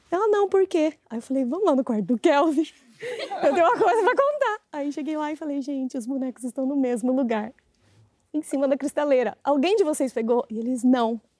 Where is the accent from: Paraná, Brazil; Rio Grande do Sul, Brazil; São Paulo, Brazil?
São Paulo, Brazil; Eu sou de São Paulo.